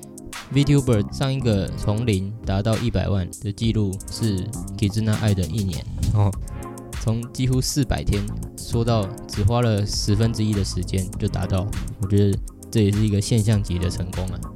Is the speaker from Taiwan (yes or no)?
yes; Taiwan; 当然禁播就换我们台湾人这边不爽了，换我们烧这样。